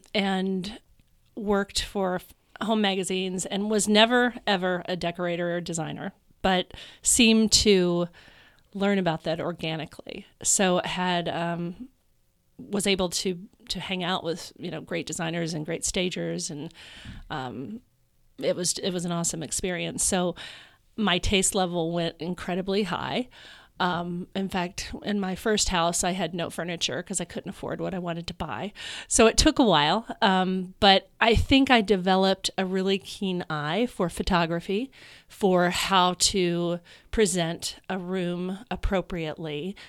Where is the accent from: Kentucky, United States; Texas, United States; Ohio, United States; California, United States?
Kentucky, United States; Louisville; moved away as an adult; also born or lived in New York City; now in Chicago, United States; I'm from Louisville, Kentucky.